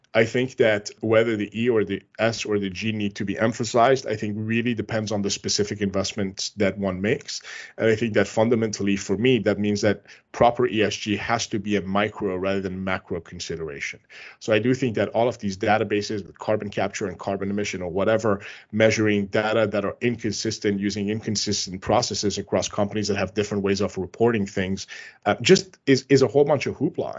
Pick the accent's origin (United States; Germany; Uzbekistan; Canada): Canada; I'm Canadian